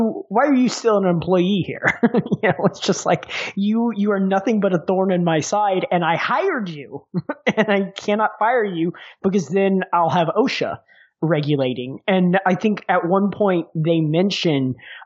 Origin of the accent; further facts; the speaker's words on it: Texas, United States; I'm from Texas